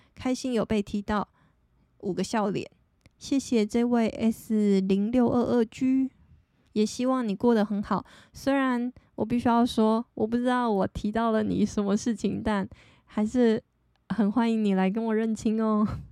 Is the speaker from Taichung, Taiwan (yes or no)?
no; Taitung County, Taiwan; 我就是在台东圣母医院出生的